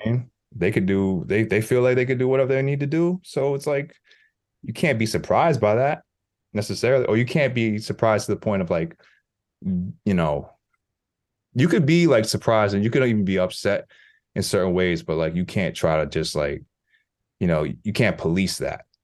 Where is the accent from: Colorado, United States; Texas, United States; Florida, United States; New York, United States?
New York, United States; New York City; as a New Yorker